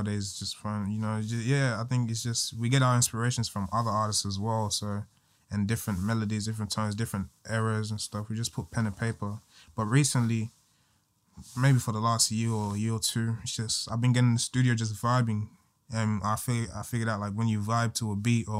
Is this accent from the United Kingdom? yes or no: no; Sydney, New South Wales, Australia; also born or lived in Guinea / Tasmania; I was born in Guinea. I came here when I was 2, going on 3. And first place I came to, I think, was Tasmania or something. And then I just moved to Bankstown